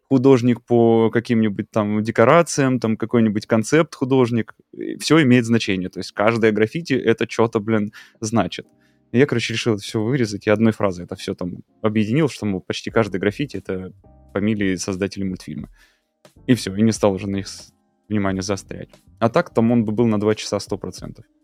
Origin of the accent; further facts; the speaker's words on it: Russia; moved away; also born or lived in Mexico; я уехал из Мексики в Россию, переехал, ну, в смысле, вернулся домой